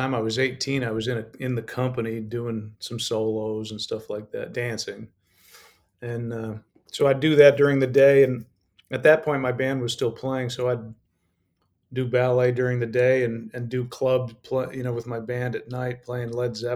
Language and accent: English; Colorado, United States; I grew up in Colorado